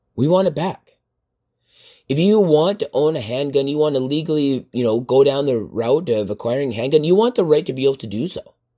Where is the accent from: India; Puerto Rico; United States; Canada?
Canada; as Canadian citizens